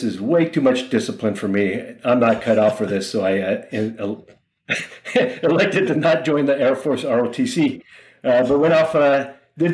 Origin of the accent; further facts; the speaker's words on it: Honolulu, Hawaii, United States; moved away; I'm from Honolulu, Hawaii, born and raised there